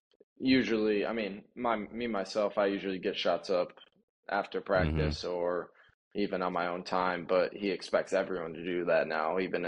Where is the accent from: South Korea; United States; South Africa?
United States; Lake Odessa, Michigan; to Lakewood at Lake Odessa, Michigan. It's over by Lansing more.